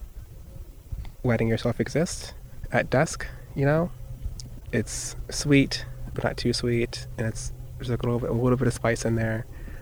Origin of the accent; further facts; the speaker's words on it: South Florida, United States; I grew up in South Florida